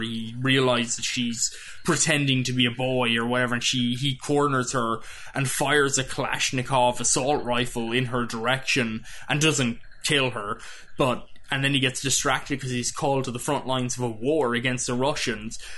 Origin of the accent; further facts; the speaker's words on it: Ireland; as an an Irish person